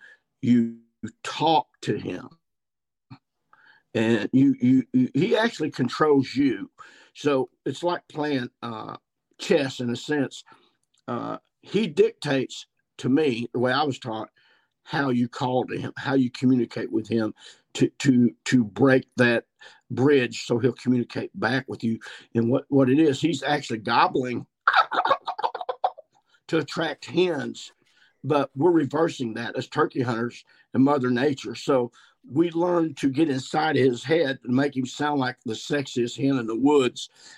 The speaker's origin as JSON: {"language": "English", "region": "Missouri", "country": "United States", "said": "I shot two mature gobblers here in my home state of Missouri"}